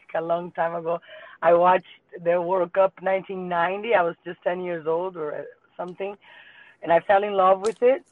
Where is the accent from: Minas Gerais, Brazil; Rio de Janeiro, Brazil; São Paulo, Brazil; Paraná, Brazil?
Rio de Janeiro, Brazil; English is a second language; moved away as an adult; also born or lived in Iceland; now in United States; Originally, I'm from Brazil, Rio de Janeiro. I started playing soccer in Rio, in futsal